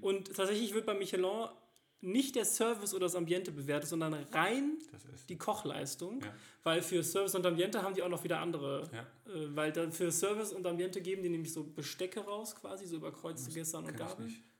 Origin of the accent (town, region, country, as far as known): Cologne, North Rhine-Westphalia, Germany